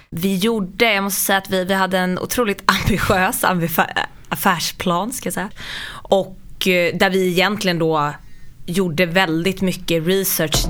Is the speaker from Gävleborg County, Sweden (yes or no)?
no; Sollentuna, Stockholm County, Sweden; Jag kommer från Sollentuna, eh, norrort från mm. Stockholm.